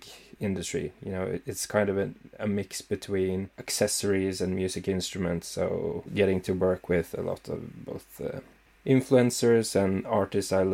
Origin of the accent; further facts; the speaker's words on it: Scotland, United Kingdom; I'm Scottish.